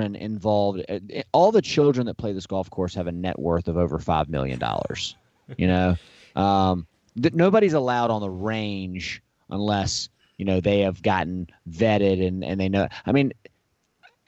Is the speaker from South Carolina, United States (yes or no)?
yes; South Carolina, United States; also born or lived in Augusta, Georgia; I was born in Augusta, Georgia, but I quickly came back to South Carolina, within 8 hours of my birth